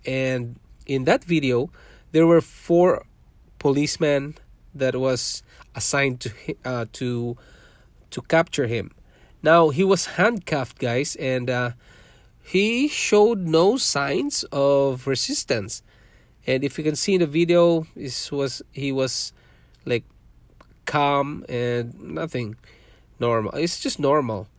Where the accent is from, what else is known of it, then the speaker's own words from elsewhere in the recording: Mindanao, Philippines; English is a second language; moved away as an adult; also born or lived in Manila, Philippines / Singapore; now in Canada; I was born in Philippines. I'm a Filipino